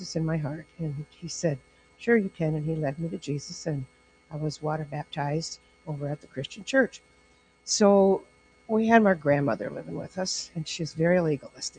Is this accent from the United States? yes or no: yes; Estherville, Iowa, United States; I grew up in Esterville here